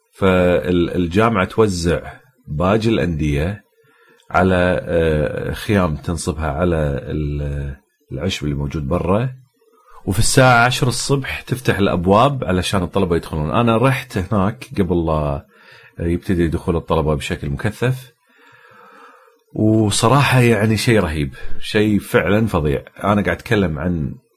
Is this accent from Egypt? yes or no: no; Kuwait; عندنا بالكويت